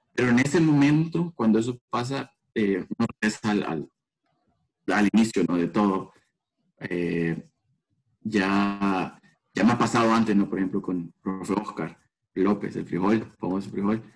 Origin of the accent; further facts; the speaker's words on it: El Salvador; moved away as an adult; now in United States; soy de Salvador